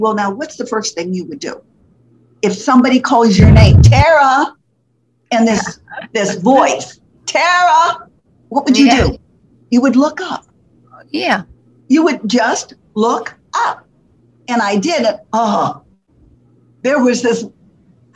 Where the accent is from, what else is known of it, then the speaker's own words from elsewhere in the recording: Poughkeepsie, New York, United States; moved away as an adult; also born or lived in Fort Lauderdale, Florida; I was from New York City, New York, Poughkeepsie, New York, not city, but New York, but Poughkeepsie, New York